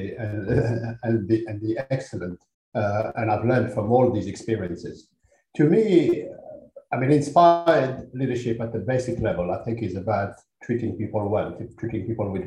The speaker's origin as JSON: {"language": "English", "country": "Algeria", "tie": "born or raised there", "also_born_or_lived": "Paris, France", "moved": "yes", "lives_now": "United Kingdom", "said": "my father was Algerian, my mother was French"}